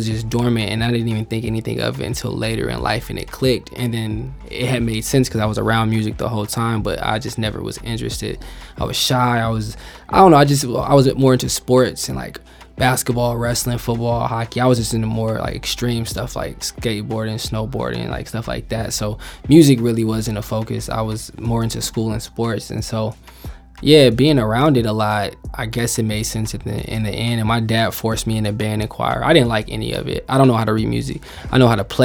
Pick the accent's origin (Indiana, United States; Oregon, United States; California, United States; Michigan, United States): Indiana, United States; also born or lived in Chicago, Illinois / Markham, Illinois; Indiana, just because I had my high school and college years, and then I was born in Chicago, and so I lived there till like I was like 9 or 10 in Illinois, Markham, Illinois to be exact, and then we moved to Indiana